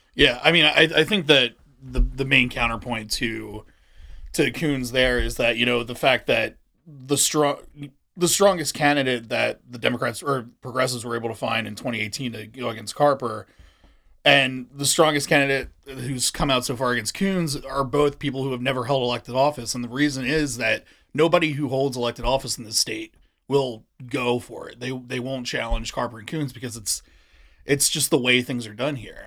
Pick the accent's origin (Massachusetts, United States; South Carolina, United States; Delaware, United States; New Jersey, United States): Delaware, United States; Wilmington; I'm from, uh, Wilmington. I grew up in, uh, in, in North Wilmington